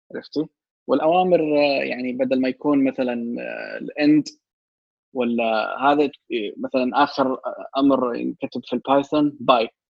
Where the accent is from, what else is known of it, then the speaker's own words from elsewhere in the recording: Saudi Arabia; في عندنا جامعه الكترونيه سعوديه